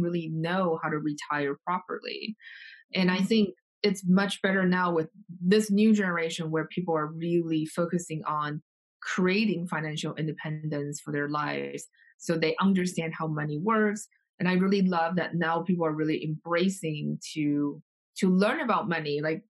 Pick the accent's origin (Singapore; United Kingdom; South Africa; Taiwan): Taiwan; moved away; I grew up in Taiwan